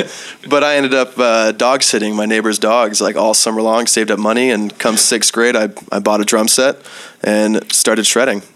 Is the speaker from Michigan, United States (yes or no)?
yes; Michigan, United States; moved away; I'm from Michigan